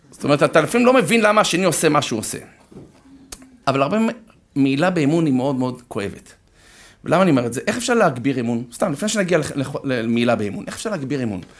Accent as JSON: {"language": "Hebrew", "town": "Herzliya", "region": "Tel Aviv District", "country": "Israel", "tie": "born or raised there", "said": "אני גדלתי בהרצליה"}